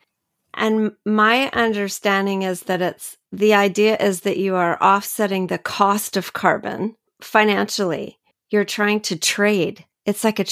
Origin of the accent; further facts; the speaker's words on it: Canada; also born or lived in Langley, British Columbia; I'm from Canada.